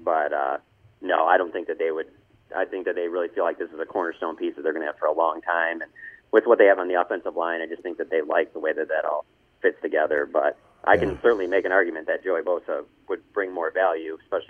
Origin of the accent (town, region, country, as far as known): Detroit, Michigan, United States